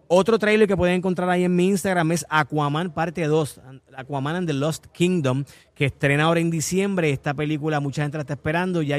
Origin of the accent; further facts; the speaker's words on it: Canóvanas, Puerto Rico; Desde, Toñito Diablo hasta aquí en Canova. Oye, mi pueblo